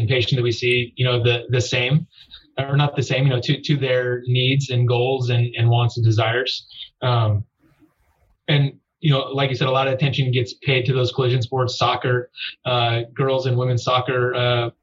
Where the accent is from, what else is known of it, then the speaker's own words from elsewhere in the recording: Southern California, United States; I grew up in Southern California